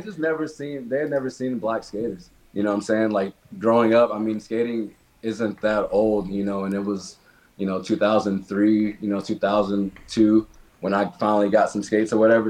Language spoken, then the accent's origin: English; Nashville, Tennessee, United States; I'm from Nashville, Tennessee um, born and raised here